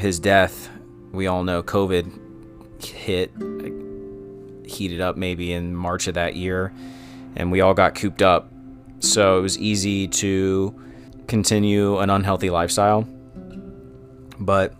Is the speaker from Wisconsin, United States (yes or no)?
no; Cincinnati, Ohio, United States; I was born in Cincinnati, Ohio, and I still live on the east side where I grew up